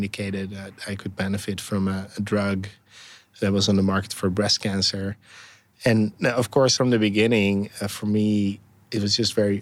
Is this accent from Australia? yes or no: no; Netherlands; moved away as an adult; also born or lived in Berlin, Germany; now in San Francisco, United States; I was living in Berlin at the time, but I'm from the Netherlands originally